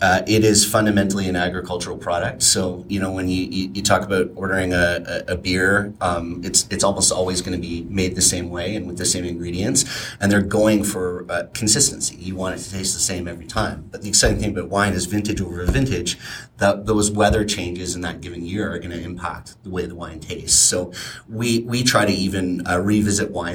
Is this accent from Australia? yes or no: no; Ontario, Canada; moved away; I'm originally from Ontario